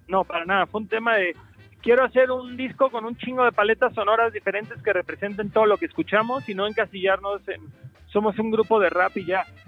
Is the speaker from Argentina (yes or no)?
no; Cancún, Quintana Roo, Mexico; born or raised there